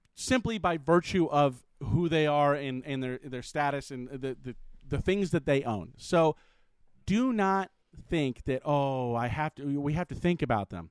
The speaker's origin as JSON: {"language": "English", "region": "California", "country": "United States", "moved": "yes", "said": "I'm originally from California"}